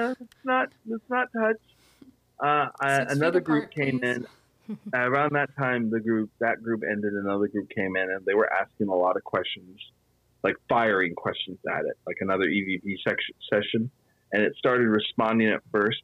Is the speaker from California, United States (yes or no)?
yes; Petaluma, California, United States; I grew up here in Petaluma and I grew up here at the Phoenix Theater